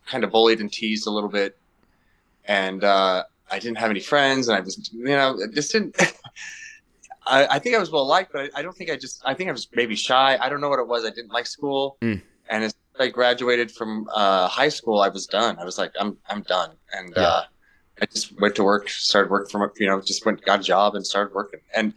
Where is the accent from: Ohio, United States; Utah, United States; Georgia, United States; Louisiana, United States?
Utah, United States; I grew up in Utah